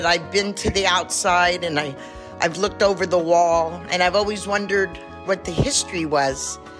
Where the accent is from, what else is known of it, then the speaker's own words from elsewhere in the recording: South San Francisco, California, United States; now in Vacaville, United States; I live in Vacaville, California. I'm from South San Francisco